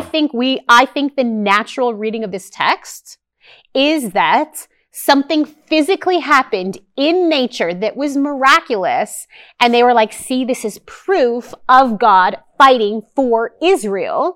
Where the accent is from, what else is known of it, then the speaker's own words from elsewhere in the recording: Canada; as a Canadian